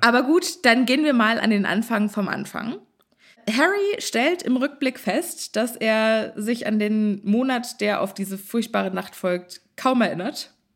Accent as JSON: {"language": "German", "country": "Germany", "also_born_or_lived": "Texas", "said": "wir Deutschen"}